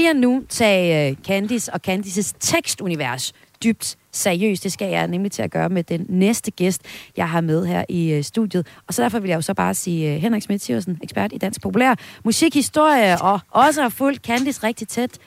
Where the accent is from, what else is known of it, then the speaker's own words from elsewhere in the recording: Vesthimmerland Municipality, North Denmark Region, Denmark; min hjemstavn, hjemstavn fra Vesthimmerlands Kommune, hvor jeg kommer fra, og fra Suldrup Byfest